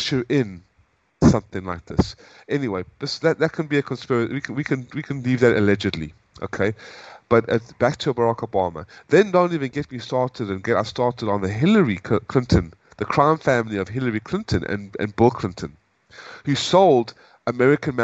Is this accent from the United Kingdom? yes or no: no; South Africa; moved away as an adult; also born or lived in United States; now in Hanoi, Vietnam; I'm originally from South Africa, and I lived under apartheid